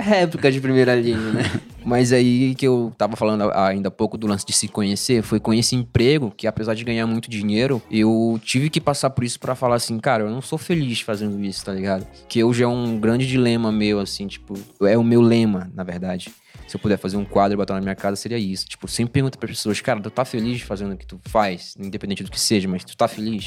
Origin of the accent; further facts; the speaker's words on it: Belém, Pará, Brazil; moved away as an adult; now in São Paulo, Brazil; eu sou de Belém